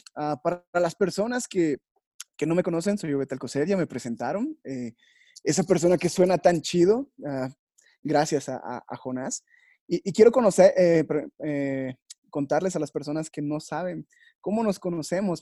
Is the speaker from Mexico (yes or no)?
yes; Yucatán, Mexico; accent: Yucatecan; Yo soy yucateco